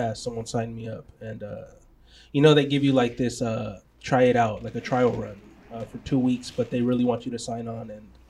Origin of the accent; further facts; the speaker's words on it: Long Beach, California, United States; I'm from Long Beach.